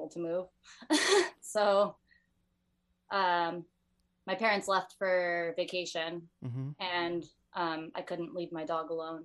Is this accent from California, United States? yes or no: yes; Bellflower, California, United States; I live in Bellflower.